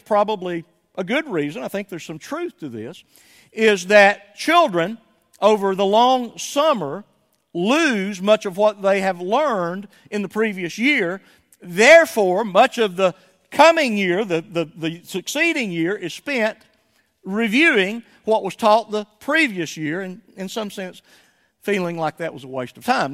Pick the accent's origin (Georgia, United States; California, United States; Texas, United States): Georgia, United States; Somerville; moved away as an adult; When we left my hometown of Somerville, Georgia in nineteen ninety-five